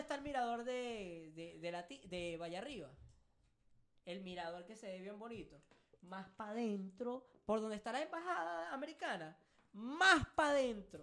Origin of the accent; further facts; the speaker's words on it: Venezuela; moved away; nosotros nos fuimos hace cinco años